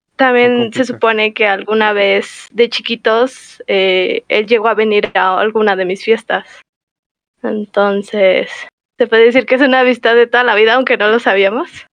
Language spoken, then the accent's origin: Spanish; Toluca, State of Mexico, Mexico; Somos de Toluca los dos